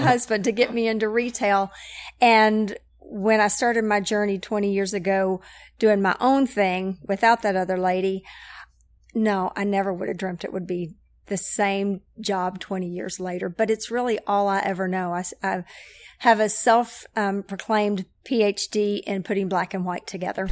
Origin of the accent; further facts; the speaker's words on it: Knoxville, Tennessee, United States; I am from Knoxville, grew up, um, Catholic over at Sacred Heart